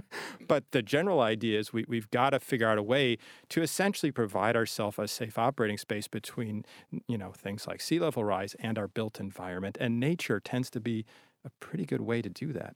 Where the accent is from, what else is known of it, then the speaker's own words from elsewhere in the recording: Chicago, Illinois, United States; now in Boston, United States; I'm from the Midwest. When I moved to Boston, I didn't realize it was a coastal city, 'cause I'm from